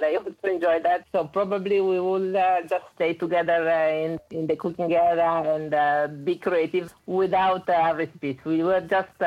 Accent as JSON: {"language": "English", "country": "Italy", "accent": "Italian", "second_language": "English", "said": "I'm Italian, as you can see from my accent."}